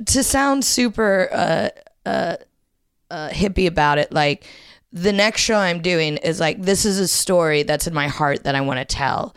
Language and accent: English; Ohio, United States; moved away as an adult; also born or lived in Indiana; now in London, United Kingdom; I grew up in Ohio